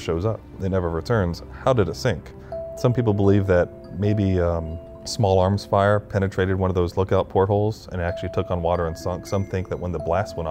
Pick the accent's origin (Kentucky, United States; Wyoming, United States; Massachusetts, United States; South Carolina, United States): South Carolina, United States; Charleston; as a kid, I grew up in Charleston